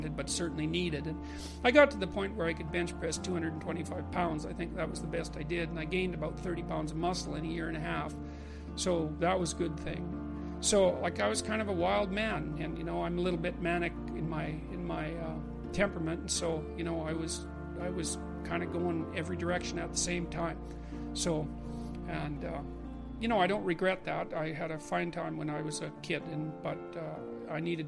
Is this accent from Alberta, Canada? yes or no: yes; Fairview, Alberta, Canada; born or raised there